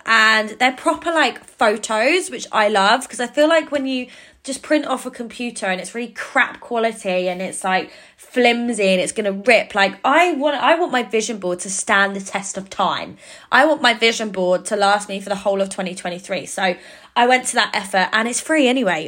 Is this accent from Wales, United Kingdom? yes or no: no; Cambridge, East of England, United Kingdom; in Cambridge, which is my hometown